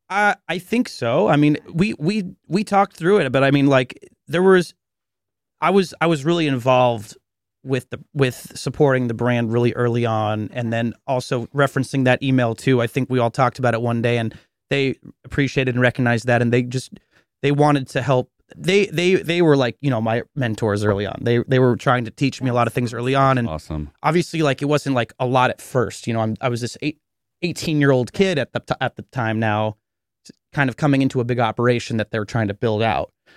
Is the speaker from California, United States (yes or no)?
yes; Cupertino, California, United States; I'm this kid from Cupertino